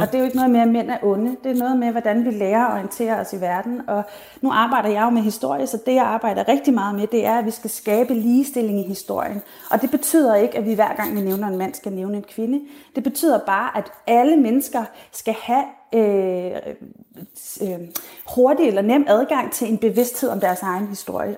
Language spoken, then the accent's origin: Danish; Denmark